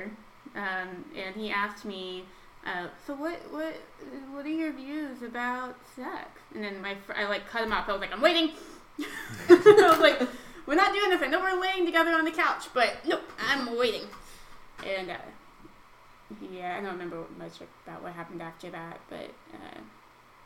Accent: Tulsa, Oklahoma, United States; I'm from right here in Tulsa, Oklahoma

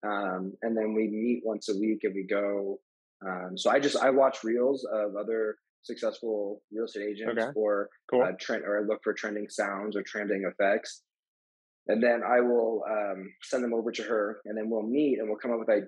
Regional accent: Glendale, Arizona, United States; I was raised in Glendale. I live in Glendale. I'm an Arrowhead Ranch

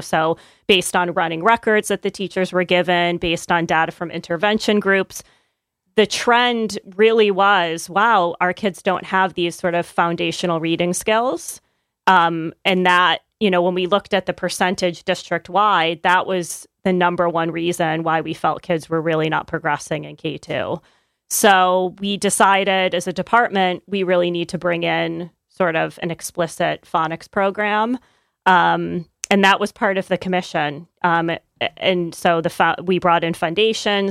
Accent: upstate New York, United States; now in Connecticut, United States; I'm not from Connecticut. I grew up in upstate New York

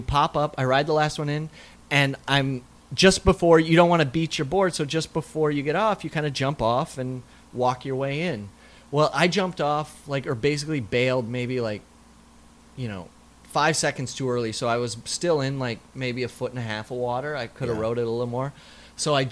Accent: South Dakota, United States; moved away; I grew up in South Dakota

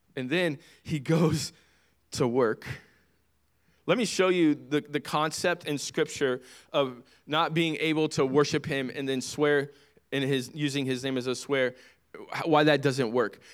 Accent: United States; As an American citizen

